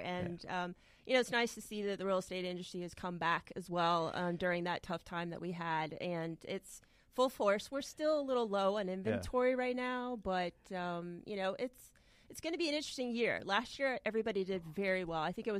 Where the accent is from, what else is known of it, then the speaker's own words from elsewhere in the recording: Florida, United States; I was raised in Florida, too. Yeah. I'm a Florida native.